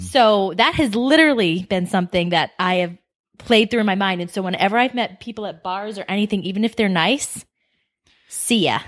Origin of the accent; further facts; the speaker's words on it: Boston, Massachusetts, United States; moved away as an adult; now in Scottsdale, Arizona, United States; I am also from Boston